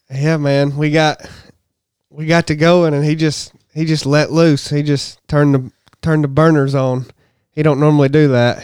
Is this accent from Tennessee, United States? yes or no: yes; Harrison, Tennessee, United States; I'm from Harrison, so Chattanooga's this downtown.